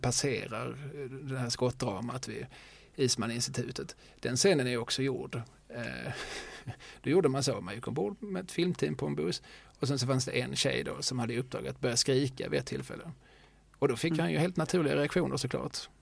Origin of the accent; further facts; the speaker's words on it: Skåne, Sweden; som skåning